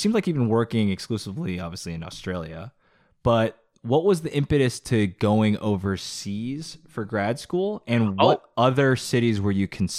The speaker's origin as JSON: {"language": "English", "area": "Bay Area", "region": "California", "country": "United States", "tie": "born or raised there", "said": "Jason and I grew up in the Bay Area where we are recording this very episode, and we basically haven't really left."}